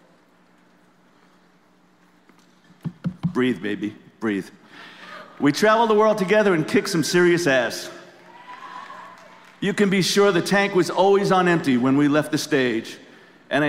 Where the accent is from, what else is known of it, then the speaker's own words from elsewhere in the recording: New York City, New York, United States; I'm from the Bronx. This is how I speak